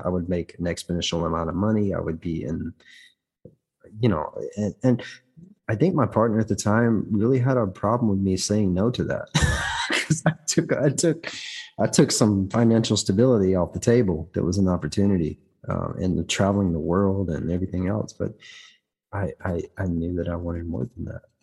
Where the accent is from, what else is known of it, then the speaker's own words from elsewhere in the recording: the South, United States; moved away as an adult; also born or lived in Atlanta; now in Germany; I'm from the South